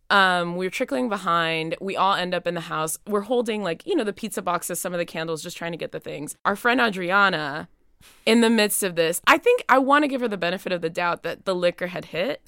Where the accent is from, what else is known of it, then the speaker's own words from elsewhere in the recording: Miami, Florida, United States; moved away as an adult; also born or lived in Nashville, Tennessee; now in Williamstown, United States; I'm originally from Miami, Florida, but I'm coming to Williamstown by way of Nashville, Tennessee